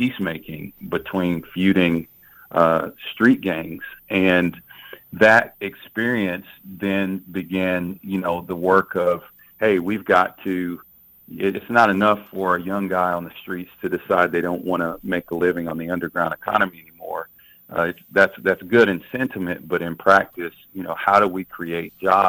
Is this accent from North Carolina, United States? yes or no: yes; North Carolina, United States; now in Ferguson, United States; I was raised in North Carolina.